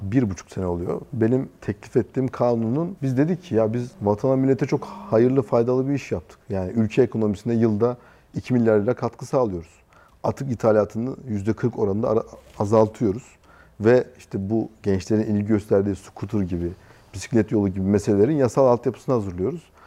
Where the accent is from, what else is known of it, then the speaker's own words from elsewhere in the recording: Konya, Turkey; also born or lived in Istanbul / Taşkent, Konya; Ben Konya'da doğdum. Konya'da büyüdüm. Liseyi Konya'da okudum.